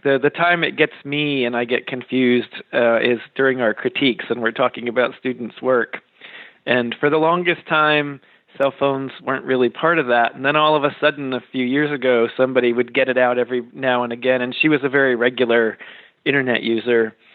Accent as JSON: {"language": "English", "region": "Western Massachusetts", "country": "United States", "tie": "born or raised there", "also_born_or_lived": "Kansas City / Hartford, Connecticut", "moved": "as an adult", "said": "I grew up in Western Massachusetts"}